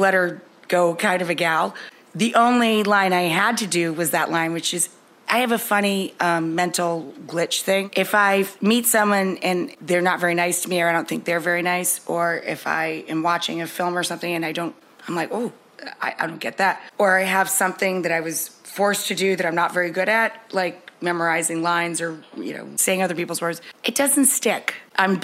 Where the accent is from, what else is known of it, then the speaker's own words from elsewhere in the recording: Adirondack Mountains, New York, United States; I grew up in the Adirondack Mountains, and we really live on a very tiny side of a mountain